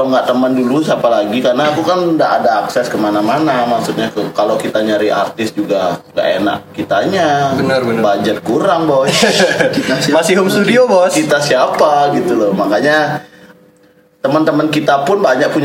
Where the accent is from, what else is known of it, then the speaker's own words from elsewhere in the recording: Bali, Indonesia; walaupun kita dari Bali stereotip orang Bali